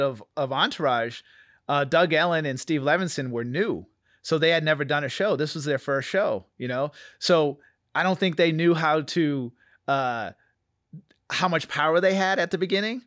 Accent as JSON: {"language": "English", "town": "New Bedford", "region": "Massachusetts", "country": "United States", "tie": "born or raised there", "moved": "yes", "said": "I'm from Massachusetts, New Bedford, Massachusetts. I grew up in a small Cape Verdean community"}